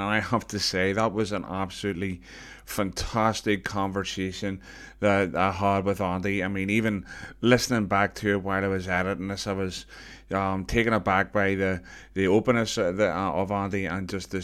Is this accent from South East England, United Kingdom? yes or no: no; Belfast, Northern Ireland, United Kingdom; I was growing up in Belfast